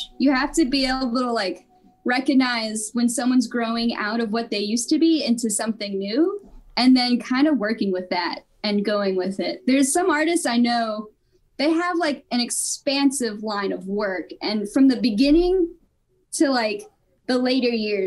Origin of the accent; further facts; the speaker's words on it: Virginia Beach, Virginia, United States; also born or lived in Portsmouth, Virginia; I was born in Portsmouth. I lived in Virginia Beach growing up